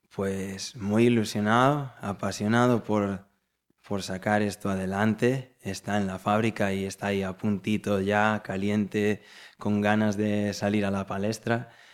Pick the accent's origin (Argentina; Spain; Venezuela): Spain; Galicia; como buen gallegos que somos